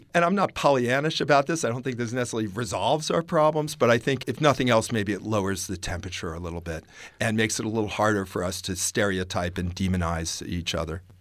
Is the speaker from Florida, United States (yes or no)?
no; Virginia, United States; also born or lived in the South; I was growing up near the Civil War battlefields in Virginia